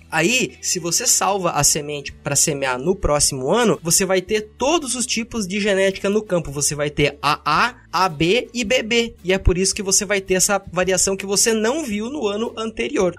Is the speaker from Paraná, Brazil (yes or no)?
yes; Pato Branco, Paraná, Brazil; eu venho de Pato Branco, no sudoeste do Paraná